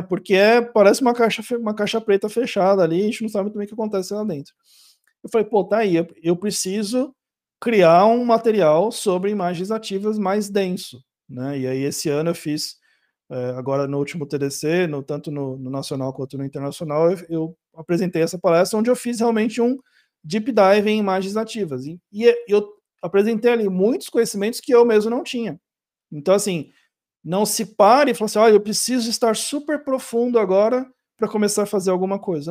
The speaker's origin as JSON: {"language": "Portuguese", "country": "Brazil", "said": "eu sou brasileiro"}